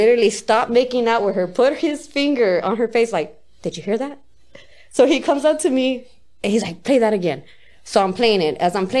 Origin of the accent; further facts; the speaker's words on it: West Coast, United States; I guess I got more skills listening to East Coast, but I'm from the West, you get me?